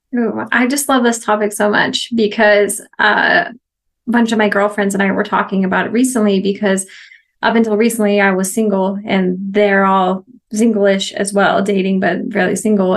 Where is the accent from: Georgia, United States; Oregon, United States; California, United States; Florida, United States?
Oregon, United States; moved away as an adult; also born or lived in Missouri; now in Mexico; I was born and raised in Oregon